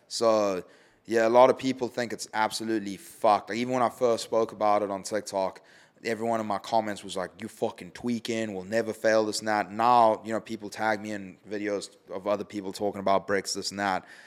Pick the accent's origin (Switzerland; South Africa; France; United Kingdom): South Africa; It's my home country.